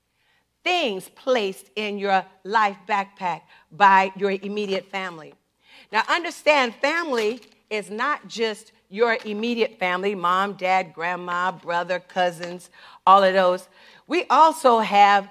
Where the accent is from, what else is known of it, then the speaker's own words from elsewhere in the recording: the South, United States; I grew up in the South.